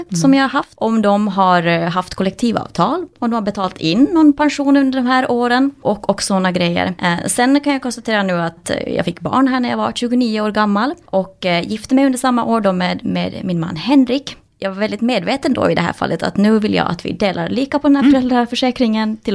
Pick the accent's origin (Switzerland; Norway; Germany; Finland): Finland; moved away as an adult; now in Sweden; jag flyttade från Finland till Sverige när jag var 20 år och började studera allt från folkhögskola till olika kurser till olika program